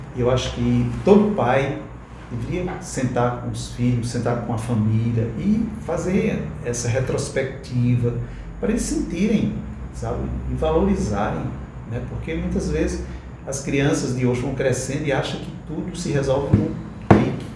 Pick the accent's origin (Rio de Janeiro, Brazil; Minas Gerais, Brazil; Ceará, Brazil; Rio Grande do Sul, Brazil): Ceará, Brazil; Vila Torta; eu moro lá na Vila Torta. é um localzinho ali onde eu nasci